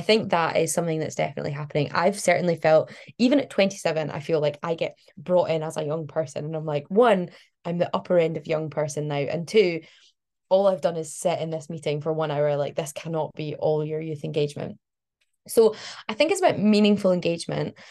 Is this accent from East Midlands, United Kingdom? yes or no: no; Glasgow, Scotland, United Kingdom; moved away as an adult; Glasgow, which is where I'm from. So I was born in Glasgow, lived there for like most of my life. Um, and I've only just recently moved away.